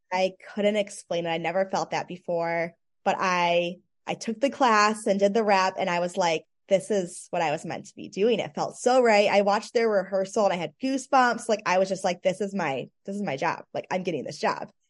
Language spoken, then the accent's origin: English; Michigan, United States; I grew up dancing in Michigan